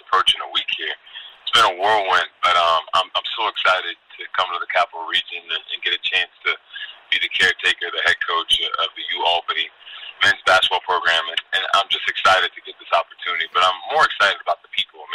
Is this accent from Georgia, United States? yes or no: no; Amherst, Massachusetts, United States; moved away as an adult; now in Albany, United States; I grew up in Amherst, Massachusetts